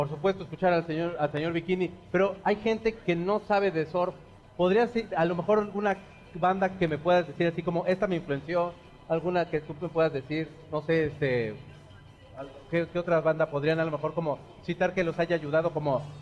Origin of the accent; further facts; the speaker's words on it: Mexico City, Mexico; y vengo de la Jardín Marihuana Venustiano